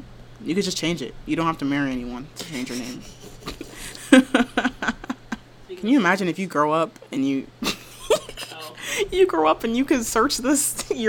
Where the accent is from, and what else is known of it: New York, United States; born or raised there